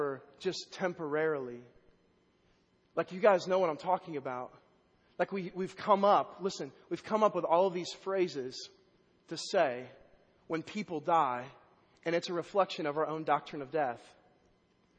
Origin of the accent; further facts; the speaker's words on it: Vandalia, Illinois, United States; moved away; also born or lived in Waverly, Iowa; In my hometown last week, Vandalia, Illinois